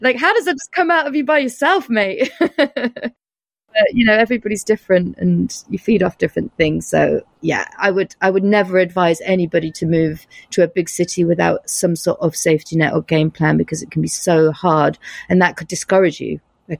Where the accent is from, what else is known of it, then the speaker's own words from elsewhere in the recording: United States; born there; now in New York, United States; And I was born in the States. So I have dual nationality.